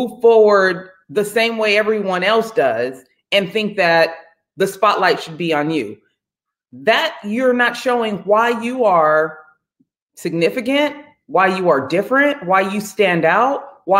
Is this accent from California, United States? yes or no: yes; San Jose, California, United States; moved away as an adult; also born or lived in Contra Costa, California / Grambling, Louisiana; now in Redondo Beach, United States; I'm from the Bay Area. So I'm from San Jose, California, lived in Contra Costa, California.